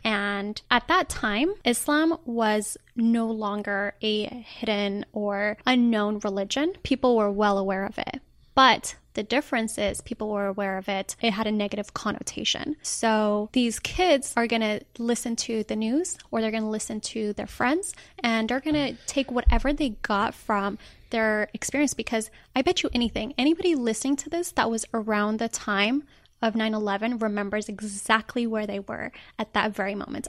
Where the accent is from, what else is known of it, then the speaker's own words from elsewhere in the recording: Denver, Colorado, United States; also born or lived in Rabat, Morocco; now in Los Angeles, United States; I was raised in Colorado